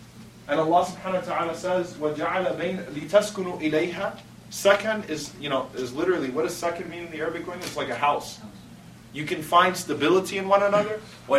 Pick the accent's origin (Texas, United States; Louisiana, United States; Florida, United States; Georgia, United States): Texas, United States; I'm from Texas, you got big, big, big, big, big houses for what you guys would pay for an apartment, you know?